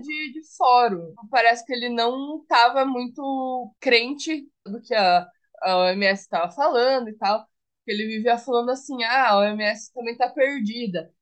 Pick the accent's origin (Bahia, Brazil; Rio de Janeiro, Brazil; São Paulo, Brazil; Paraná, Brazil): Paraná, Brazil; Eu sou do Paraná